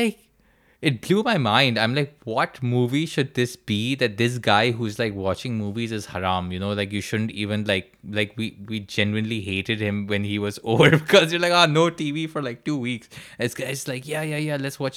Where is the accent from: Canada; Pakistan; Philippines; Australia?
Pakistan; Karachi, Sindh; moved away as an adult; now in United Kingdom; We're both from Karachi, and both of us are currently training in psychiatry in the UK.